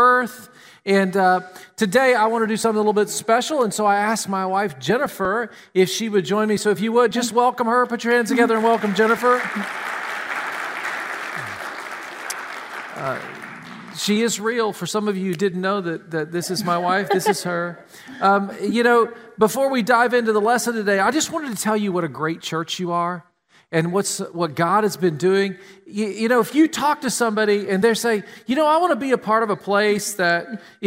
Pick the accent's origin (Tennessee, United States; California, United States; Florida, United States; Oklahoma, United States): Tennessee, United States; now in Columbus, United States; We grew up in Tennessee.